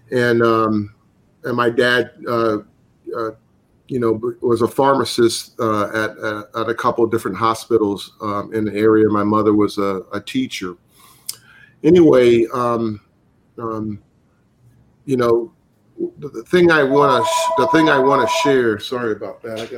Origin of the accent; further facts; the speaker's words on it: the South, United States; that's having growing up in the South.